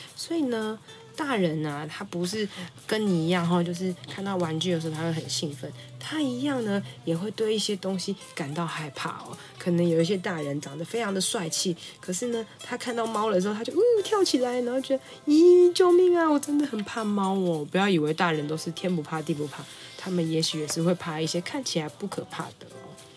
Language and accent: Chinese; Taipei, Taiwan; 身为台北人